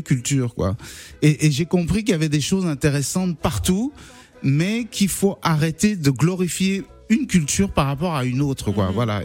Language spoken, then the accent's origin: French; Cameroon; moved away as an adult; now in France; je suis né en France, mais à 8 ans je suis parti m'installer au Cameroun et je suis revenu qu'à l'âge de 20 ans à peu près en France